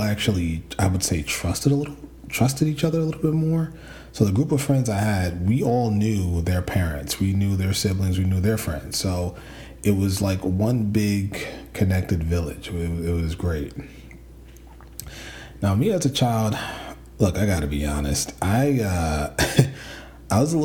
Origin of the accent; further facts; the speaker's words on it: New York City, New York, United States; I grew up in the Bronx, son of a doctor and a nurse